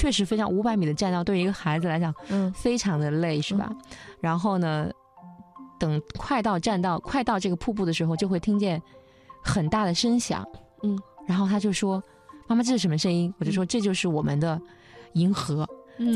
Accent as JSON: {"language": "Chinese", "town": "Wuhan", "region": "Hubei", "country": "China", "tie": "born or raised there", "said": "也是我的老家。"}